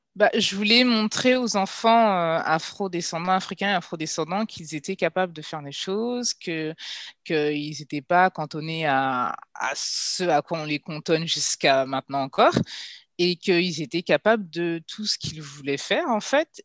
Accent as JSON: {"language": "French", "country": "Guadeloupe", "also_born_or_lived": "Paris region, France", "moved": "yes", "lives_now": "Ghana", "said": "étant guadeloupéenne"}